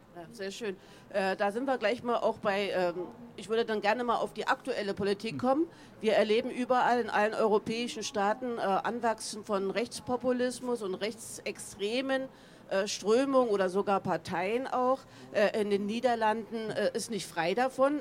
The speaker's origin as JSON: {"language": "German", "country": "Germany", "tie": "born or raised there", "said": "Ich bin in der DDR aufgewachsen"}